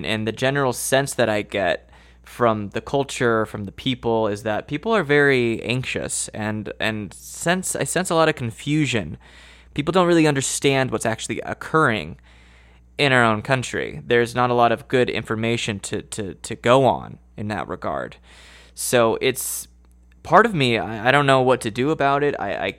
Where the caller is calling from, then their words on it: Idaho, United States; I'm in within the United States. I'm calling you from Idaho.